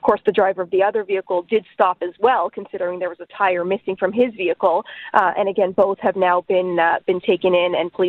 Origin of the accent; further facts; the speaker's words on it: Quebec, Canada; I'm from Quebec, but in Ontario, it isn't the law to change your tires.